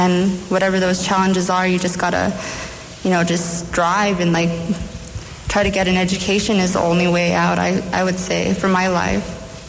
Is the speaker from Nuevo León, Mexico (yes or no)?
no; Zacatecas, Mexico; now in United States; I come from a Mexican family. We come from Zacatecas. I immigrated illegally with my mom.